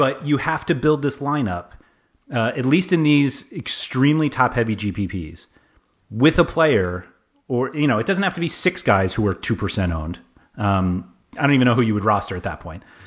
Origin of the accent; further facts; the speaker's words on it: New York City, New York, United States; I grew up in Manhattan, like, half a mile from Madison Square Garden